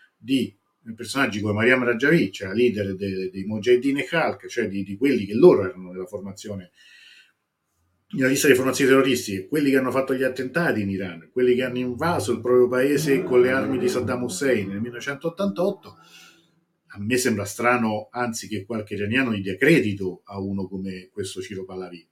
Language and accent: Italian; Italy; noi italiani siamo un popolo